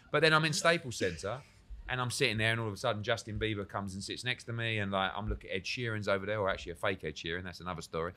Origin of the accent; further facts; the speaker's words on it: United Kingdom; I'm sort of there as a Brit